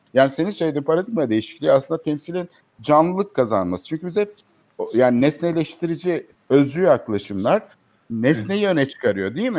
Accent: Istanbul, Turkey; Biz çocukluğumuzdan evet. beri İstanbul'da

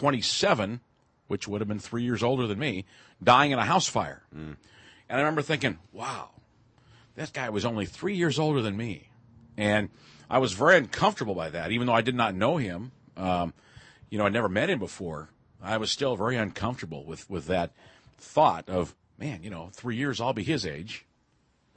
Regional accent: Seattle, Washington, United States; I grew up in Seattle, went to school at a regular school

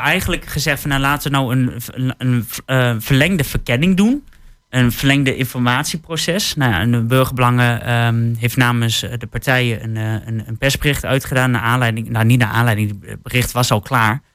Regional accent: Twente, Overijssel, Netherlands; als Twentenaar

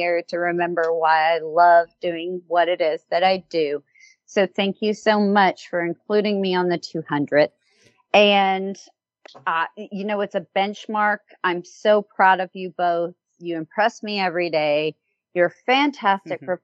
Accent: United States; as an American

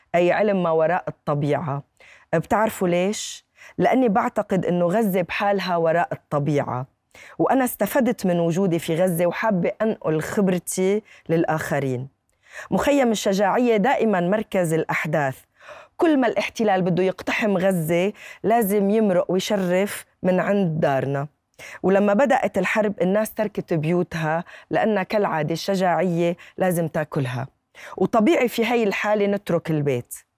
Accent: Lebanon; also born or lived in Irbid, Jordan; انا والدتي اردنيه و... وانغرمت بابوي بلبنان

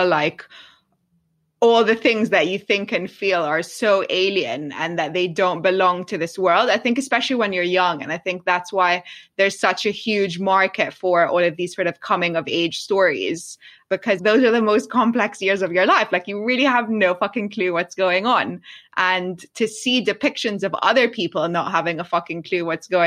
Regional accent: London, United Kingdom; I grew up in London

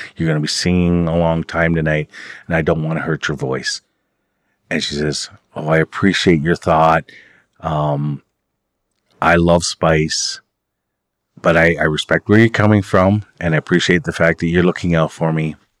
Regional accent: Oneida, Ontario, Canada; now in Six Nations of the Grand River, Canada; I'm from Oneida. I live at Six Nations, uh, of the Grand River Territory with my wife.

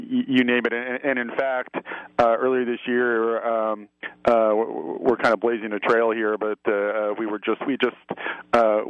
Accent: Philadelphia, Pennsylvania, United States; accent: Philly; People in Philadelphia have an attitude, but we all say it with our Philly accent

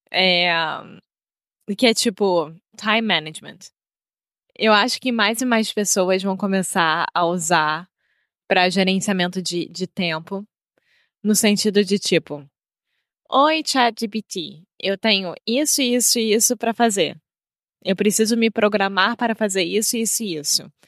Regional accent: United States; Portuguese is a second language; Minha parceira é brasileira portuguesa e eu sou americano

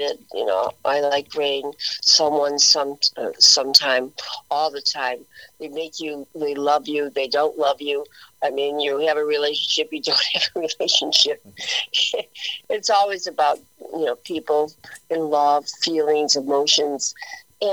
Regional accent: Chicago, Illinois, United States; I am in Chicago right now, and I was born and raised here

